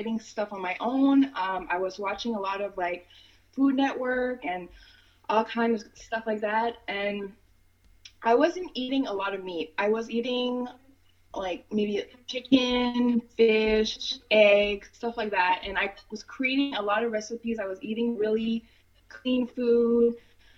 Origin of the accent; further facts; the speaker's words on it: Montreal, Quebec, Canada; I grew up in Montreal. I was born here, but I grew up in Montreal, and I've been back here for about 6 years now.